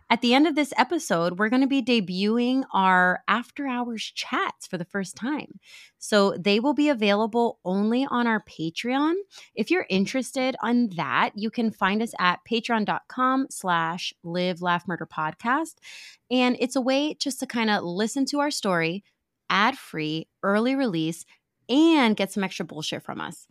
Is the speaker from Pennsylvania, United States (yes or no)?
yes; Pennsylvania, United States; now in Florida, United States; When I was growing up in Pennsylvania